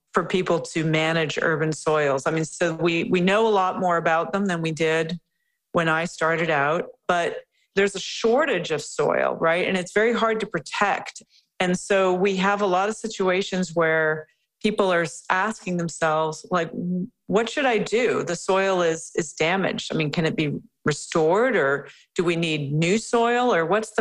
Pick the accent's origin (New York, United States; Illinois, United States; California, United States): Illinois, United States; Chicago; now in Vancouver, Canada; I'm from the Chicago area, and I was living in Chicago